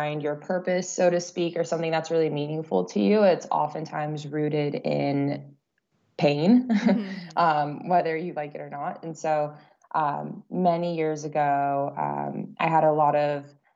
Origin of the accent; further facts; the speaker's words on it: Central Coast of California, United States; I was born and raised on the Central Coast of California